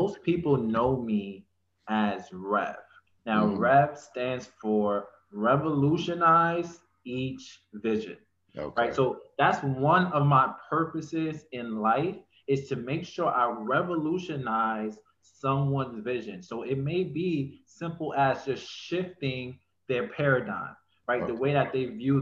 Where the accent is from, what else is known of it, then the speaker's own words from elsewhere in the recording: New York City, New York, United States; also born or lived in North Carolina; being born in New York, I mean, growing up in New York, I actually was born in North Carolina. Growing up in New York, it's like, in Brooklyn alone, it was real